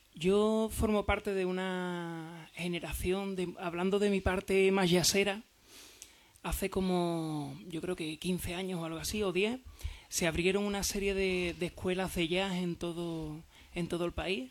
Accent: San Fernando, Andalusia, Spain; yo, por ejemplo, que soy de San Fernando, sin darte cuenta, te sabes todo el repertorio de …

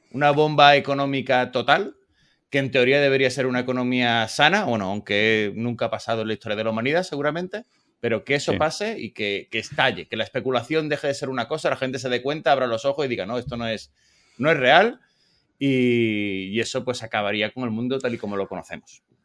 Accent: Spain; now in United States; español plus

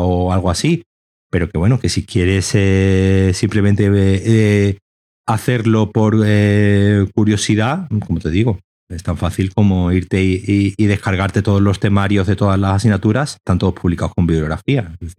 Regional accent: Seville, Andalusia, Spain; moved away as an adult; now in Málaga, Spain; Yo soy de Sevilla, pero me fui a Málaga.

